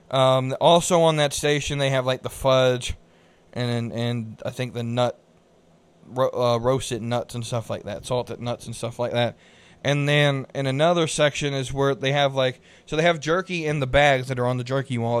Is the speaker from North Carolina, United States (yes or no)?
yes; Concord, North Carolina, United States; also born or lived in Salisbury, North Carolina; I grew up in Concord, which is just north of Midland